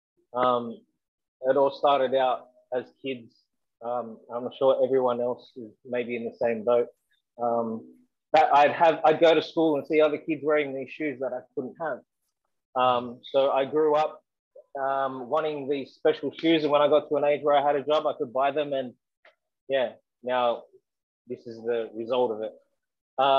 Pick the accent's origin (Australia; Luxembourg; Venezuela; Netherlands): Australia; Sydney, New South Wales; I grew up in Western Sydney, Southwest Sydney